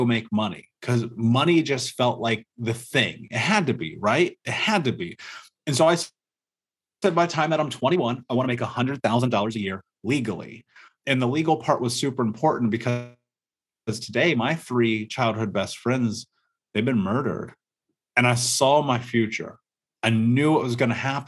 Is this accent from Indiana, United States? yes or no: yes; Indianapolis, Indiana, United States; I grew up in America, in Indianapolis, in a major city